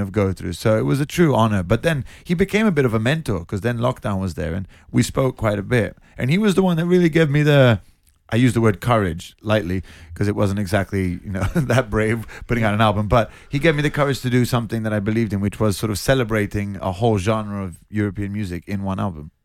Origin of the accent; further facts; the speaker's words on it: Portofino, Liguria, Italy; moved away; that's where I grew up. It, it's in my family. We're from Genova, which is that part of Italy